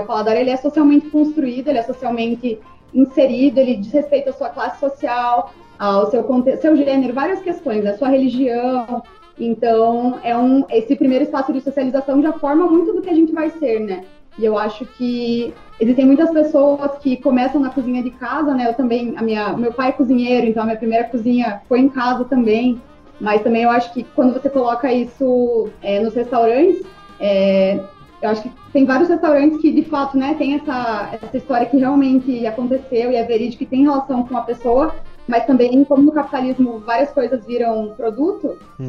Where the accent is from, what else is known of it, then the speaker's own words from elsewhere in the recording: Brazil; a gente se reconhece como brasileiros